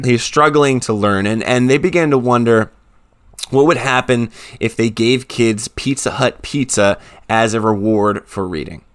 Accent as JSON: {"language": "English", "region": "New Jersey", "country": "United States", "said": "I'm from New Jersey"}